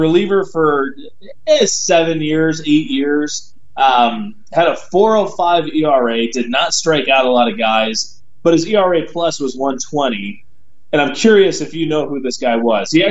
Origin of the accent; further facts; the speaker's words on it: Southern California, United States; growing up in Southern California, my parents kind of taught me